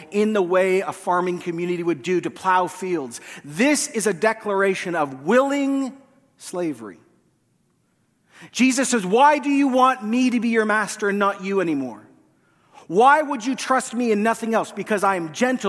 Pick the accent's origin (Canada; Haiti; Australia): Canada; as Canadian Westerners